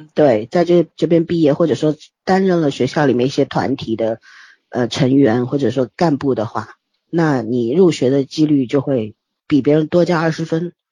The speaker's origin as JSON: {"language": "Chinese", "country": "China", "said": "我们大陆人"}